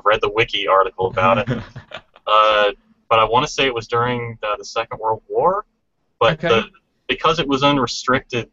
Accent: Kentucky, United States; now in Pennsylvania, United States; I'm originally from Kentucky, which is in the southern part of the United States

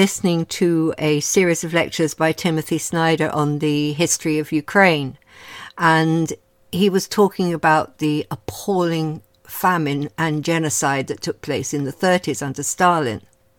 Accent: London, United Kingdom; I grew up in Kenselrise, which is within walking distance of the Kilburn High Road.

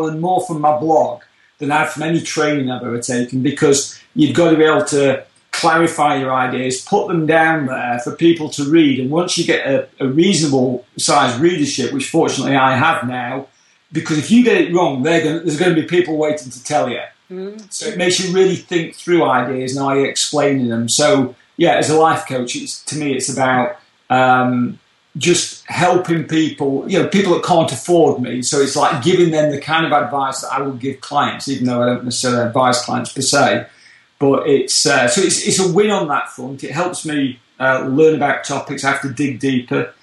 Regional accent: United Kingdom; moved away as an adult; now in Orlando, United States; we can tell from my accent I come from a little bit further away over the pond from the UK originally

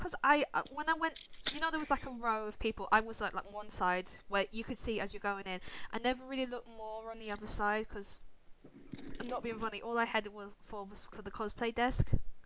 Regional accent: Ireland; I'm Irish

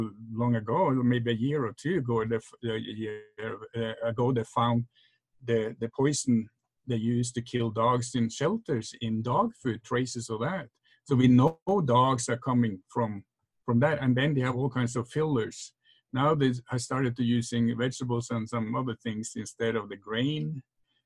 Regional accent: Norway; moved away; I remember my parents back in Norway. I'm from Norway, that's when you have that accent

